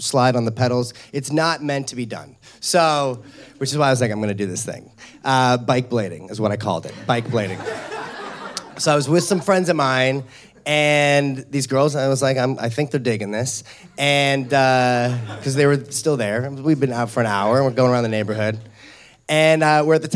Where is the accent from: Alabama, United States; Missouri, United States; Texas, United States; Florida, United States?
Missouri, United States; St. Louis; When I was 12 years old, I grew up in St. Louis, Missouri.